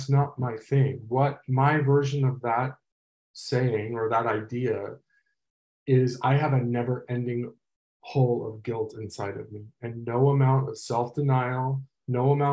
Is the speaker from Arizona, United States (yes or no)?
no; Los Angeles, California, United States; I'm from Los Angeles